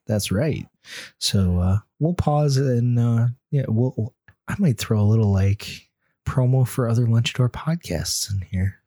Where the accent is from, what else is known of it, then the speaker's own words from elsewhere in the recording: Rochester, New York, United States; my hometown institution